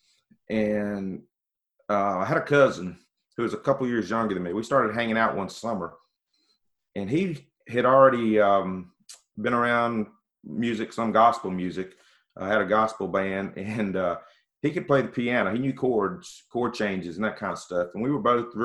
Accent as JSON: {"language": "English", "town": "Magee", "region": "Mississippi", "country": "United States", "tie": "born or raised there", "also_born_or_lived": "Jackson, Mississippi", "said": "I grew up in McGee, Mississippi"}